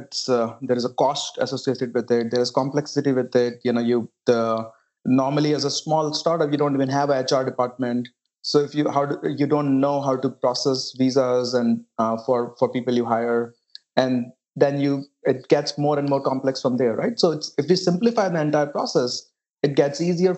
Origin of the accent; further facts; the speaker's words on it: India; moved away as an adult; now in United States; I grew up in a small town in India